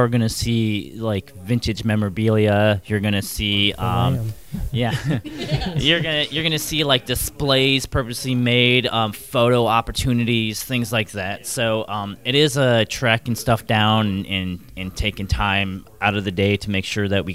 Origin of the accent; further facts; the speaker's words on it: Cleveland, Ohio, United States; moved away as an adult; now in Los Angeles, United States; I was born here, but then spent my whole entire childhood and growing up in Cleveland